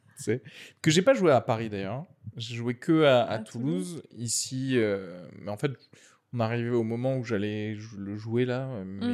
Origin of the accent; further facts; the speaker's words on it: Algeria; moved away; je suis né en Algérie